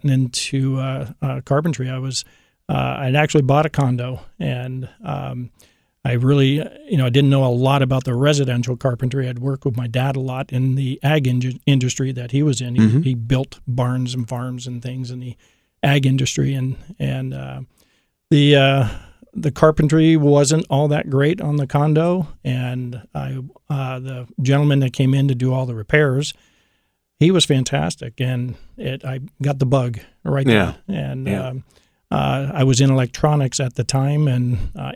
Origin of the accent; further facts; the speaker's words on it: Syracuse, New York, United States; moved away as an adult; also born or lived in Boston, Massachusetts / Vermont / Keflavik, Iceland; now in Central Ohio, United States; Syracuse is where, you know, kind of went through middle school and high school.